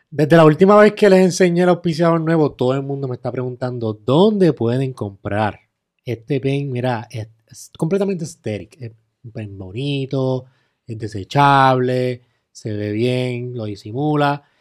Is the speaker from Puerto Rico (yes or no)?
yes; Puerto Rico